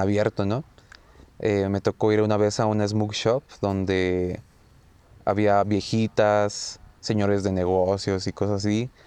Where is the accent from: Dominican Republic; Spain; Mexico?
Mexico; venimos de México